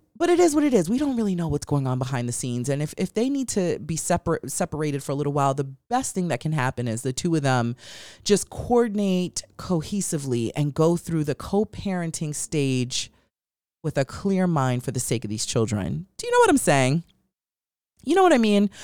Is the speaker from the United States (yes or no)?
yes; New York, United States; now in Los Angeles, United States; I'm from New York, and living in Los Angeles has been hell looking for a great place for good pizza.